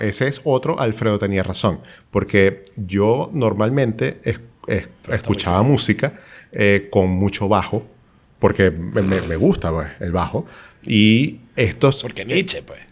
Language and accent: Spanish; Maracaibo, Zulia, Venezuela; moved away as an adult; also born or lived in Europe; now in Chile; somos dos maracuchos, sí, pero con ocho años viviendo en Chile